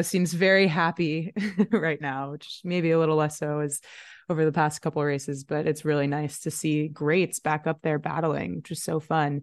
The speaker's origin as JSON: {"language": "English", "country": "United States", "said": "we're obviously American"}